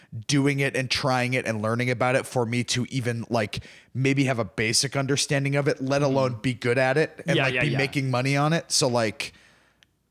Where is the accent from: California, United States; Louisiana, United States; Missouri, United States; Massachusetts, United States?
Massachusetts, United States; Ashland; I'm from Ashland, Massachusetts, okay. Near Framingham, if you know Framingham.